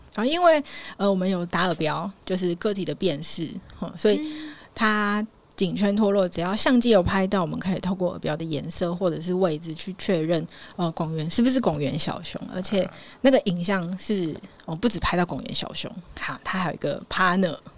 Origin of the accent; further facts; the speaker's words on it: Changhua County, Taiwan; moved away as an adult; also born or lived in Pingtung / Kinmen / eastern Taiwan; 我彰化人嘛